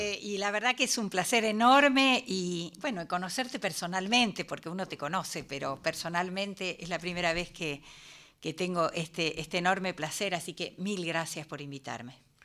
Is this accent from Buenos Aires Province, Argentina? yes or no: yes; San Miguel, Buenos Aires Province, Argentina; Yo soy de San Miguel